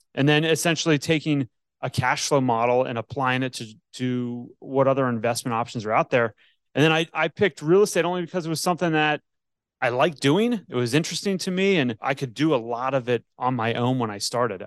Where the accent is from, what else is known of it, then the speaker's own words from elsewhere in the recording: Northeast, United States; now in Atlanta, United States; I grew up in the Northeast